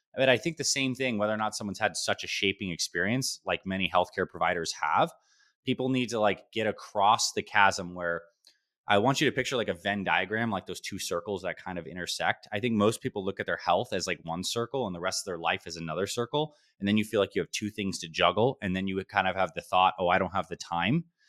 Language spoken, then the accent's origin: English; Syracuse, New York, United States; now in Scottsdale, United States; I was born in upstate New York, Syracuse, New York